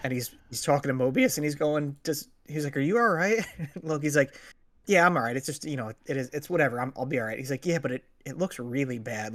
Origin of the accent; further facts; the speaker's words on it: United States; as an American who grew up in the nineties